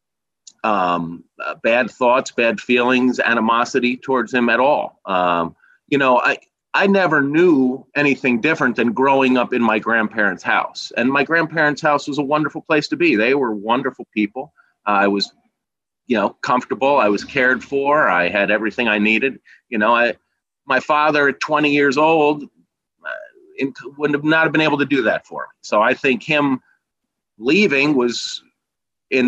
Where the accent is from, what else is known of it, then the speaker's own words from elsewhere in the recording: Reading, Pennsylvania, United States; also born or lived in Ithaca, New York; I was born in Ithaca, New York, I lived for about 3 weeks. My parents split when I was literally a newborn, and my mother moved home to Reading with her parents, and my grandparents raised me literally from infancy in Reading.